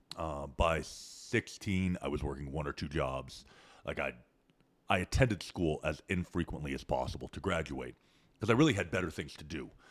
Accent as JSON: {"language": "English", "country": "Canada", "tie": "born or raised there", "moved": "as an adult", "lives_now": "Austin, United States", "said": "growing up in Canada."}